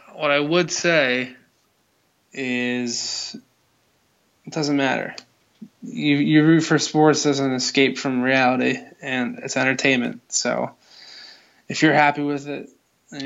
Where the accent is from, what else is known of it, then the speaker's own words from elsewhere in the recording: Philadelphia, Pennsylvania, United States; I grew up in Philly